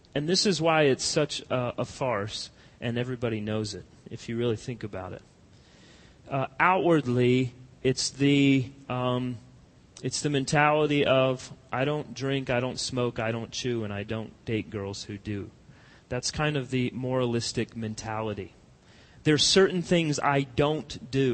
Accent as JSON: {"language": "English", "region": "Colorado", "country": "United States", "tie": "born or raised there", "moved": "yes", "lives_now": "American South, United States", "said": "I grew up in Colorado"}